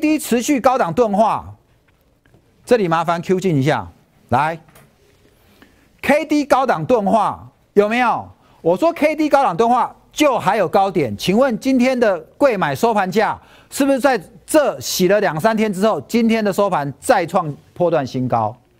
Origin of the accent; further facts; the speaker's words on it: Taipei, Taiwan; moved away as an adult; now in Hsinchu, Taiwan; …是在夜市长大的，我小时候住合江街